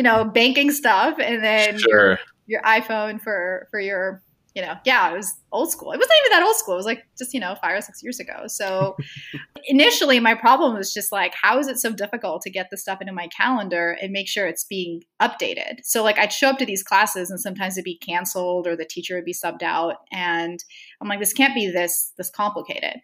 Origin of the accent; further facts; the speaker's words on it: Saudi Arabia; moved away as an adult; also born or lived in Stanford, United States; I grew up in the Middle East. I grew up in Saudi Arabia.